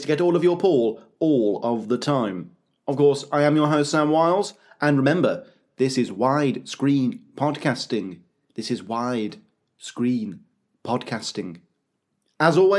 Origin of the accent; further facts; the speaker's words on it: United Kingdom; as a Brit